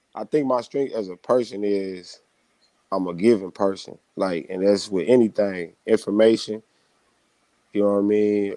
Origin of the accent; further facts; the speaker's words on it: Temple, Texas, United States; also born or lived in Belton, Texas / Midland, Texas; I grew up in Temple, like, but I went to Belton.